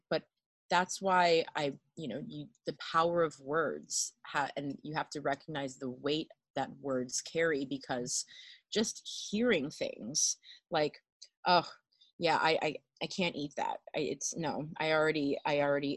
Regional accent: Miami, Florida, United States; I grew up in Miami

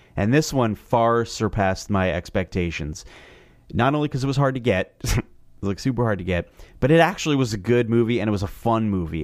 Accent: New Jersey, United States; I'm from Jersey

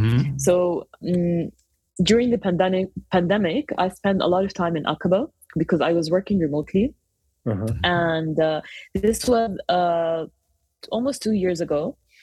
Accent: Jordan; also born or lived in Kuwait / Cyprus; I'm of Palestinian origins, but I grew up in Jordan, in the Middle East, ever since I was younger. We moved a lot when we were younger. I was born in Kuwait, and then there was the Gulf War, and then we moved to Cyprus and ended up in Jordan.

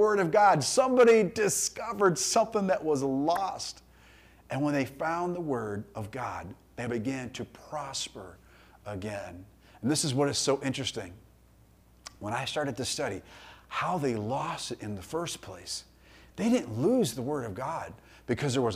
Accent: United States; us as American Christians

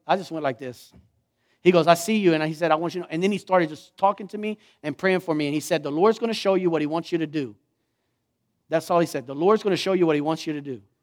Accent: Lockhart, Texas, United States; I'm from Lockhart

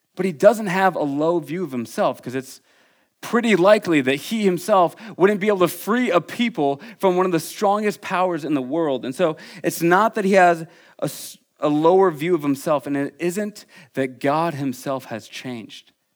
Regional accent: Iowa City, Iowa, United States; moved away; I am from Iowa City, Iowa

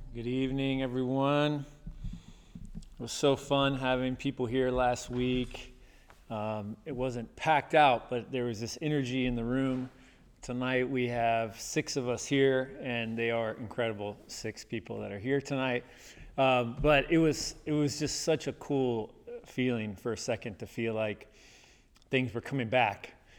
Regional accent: the South, United States; growing up in the South

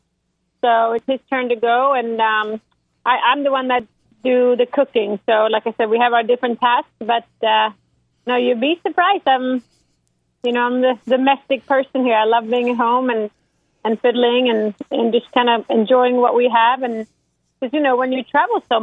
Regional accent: Sweden; moved away; growing up in Sweden

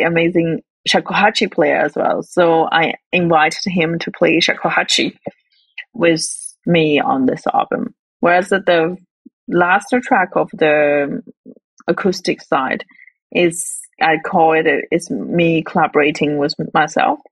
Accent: Northwest China, China; moved away as an adult; now in Melbourne, Australia; my hometown, which is in the northwest of China.

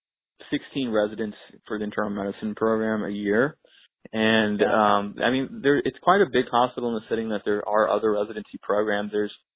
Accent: Texas, United States; moved away as an adult; also born or lived in Shreveport, Louisiana / Houston, Texas / India / New York; now in Michigan, United States; growing up in Texas

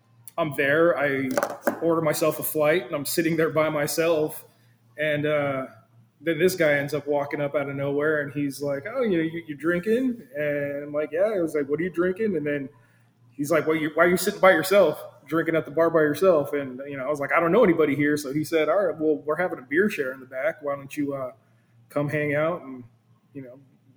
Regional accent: San Diego, California, United States; moved away as an adult; now in Norfolk, United States; I'm originally from California, San Diego area, and I ended up moving to Norfolk area here in Virginia

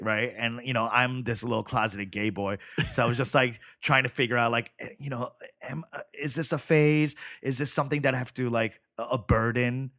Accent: New York City, New York, United States; also born or lived in Chicago; now in Los Angeles, United States; I grew up in Flushing, Queens

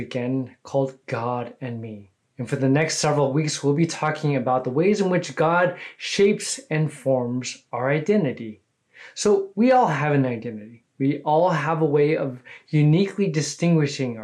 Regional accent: California, United States; now in Houston, United States; I'm originally from California, but I've been a Texan now for over 20 years

